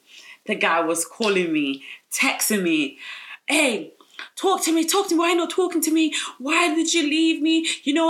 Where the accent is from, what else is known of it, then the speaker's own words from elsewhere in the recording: London, United Kingdom; I'm from South London, I grew up in South